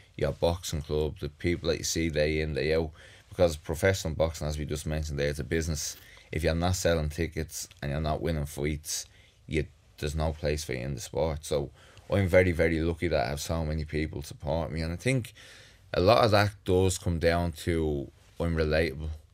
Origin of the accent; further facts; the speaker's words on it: Dublin, Leinster, Ireland; I grew up in the North Strand, had a great childhood.